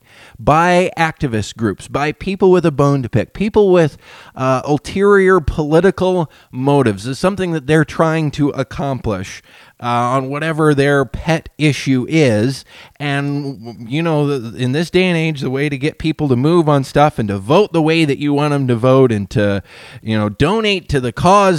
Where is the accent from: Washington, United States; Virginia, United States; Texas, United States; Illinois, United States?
Washington, United States; Whatcom County and Skagit County; here in our communities where I grew up here in Whatcom County and in Skagit County